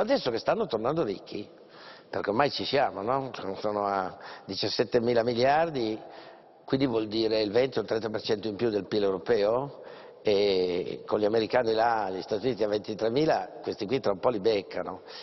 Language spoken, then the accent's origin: Italian; Langhe, Piedmont, Italy; io vengo dalle Langhe